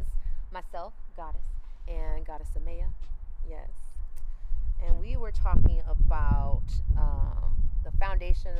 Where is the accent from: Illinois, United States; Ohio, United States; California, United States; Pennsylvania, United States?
California, United States; Orange County; I grew up in Orange County